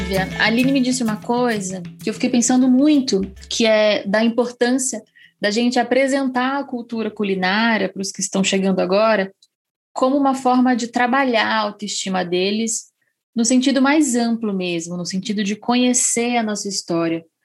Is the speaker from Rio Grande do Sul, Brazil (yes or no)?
no; Pernambuco, Brazil; now in São Paulo, Brazil; A minha família mora em São Paulo, mas nós nascemos em Pernambuco